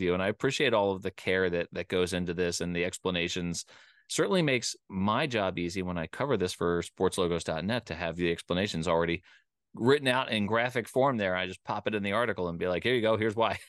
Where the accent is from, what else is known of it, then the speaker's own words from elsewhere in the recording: Philadelphia, Pennsylvania, United States; also born or lived in Richmond, Virginia; I grew up in the Philadelphia area